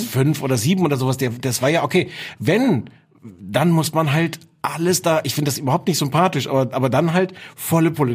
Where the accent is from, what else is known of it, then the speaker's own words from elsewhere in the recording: Osnabrück, Lower Saxony, Germany; ich komme aus Osnabrück, da hört man dann den NDR